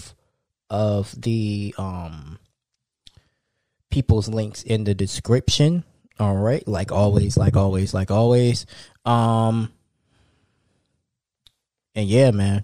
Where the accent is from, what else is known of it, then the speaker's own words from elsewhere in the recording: New Jersey, United States; my hometown, South Jersey